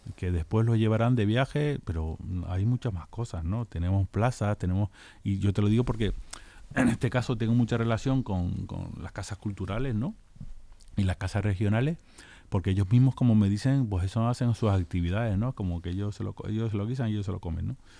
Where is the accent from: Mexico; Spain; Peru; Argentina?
Spain; La Palma, Canary Islands; now in Leganés, Spain; Yo soy de La Palma